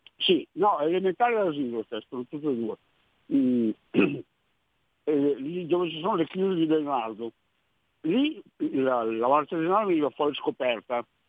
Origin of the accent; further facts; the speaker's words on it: Milan, Lombardy, Italy; now in Canary Islands, Spain; io sono nato sulla Martesana